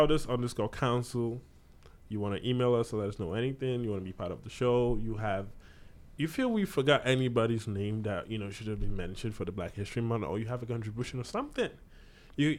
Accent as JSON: {"language": "English", "country": "Nigeria", "tie": "born or raised there", "moved": "yes", "lives_now": "Hamilton, Canada", "said": "growing up in Nigeria and coming here"}